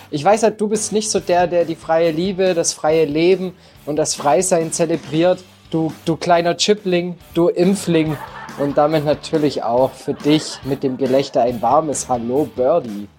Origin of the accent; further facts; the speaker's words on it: Germany; als Deutscher